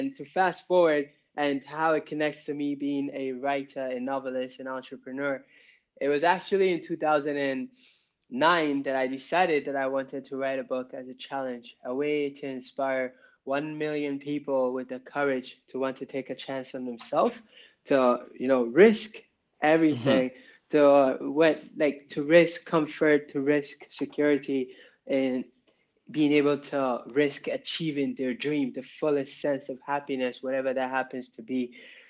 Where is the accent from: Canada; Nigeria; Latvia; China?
Nigeria; moved away; So my family and I, we emigrated from Nigeria in 2001, you know, with my mom, my dad, and my siblings.